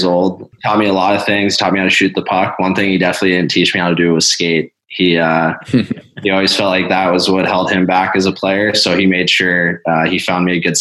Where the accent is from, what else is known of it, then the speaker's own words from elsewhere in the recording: central Pennsylvania, United States; my hometown in central Pennsylvania